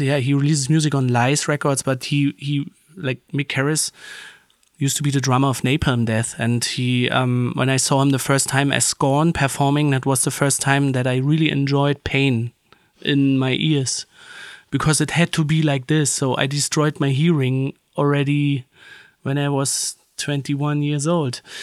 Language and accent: English; Berlin, Germany; we grew up in Berlin, there, you know, in Berlin, you had a lot of different camps